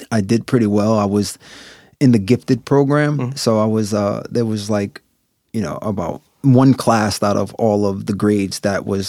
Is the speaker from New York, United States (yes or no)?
yes; New York City, New York, United States; I grew up in downtown Brooklyn, Gowanus. Gowanus Projects